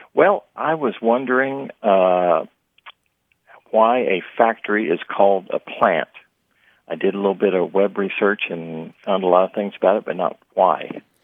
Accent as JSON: {"language": "English", "region": "Midwest", "country": "United States", "tie": "born or raised there", "said": "I grew up in the Midwest"}